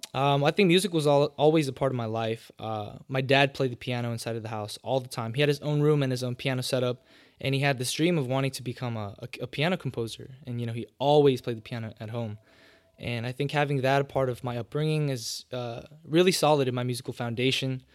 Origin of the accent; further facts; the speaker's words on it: Los Angeles, California, United States; born and raised in LA, probably down the street from the hospital where you were born